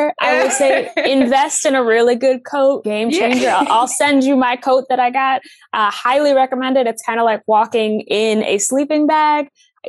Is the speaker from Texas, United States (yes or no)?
no; Virginia, United States; I am originally from Northern Virginia, which is very diverse, and there is just a lot happening.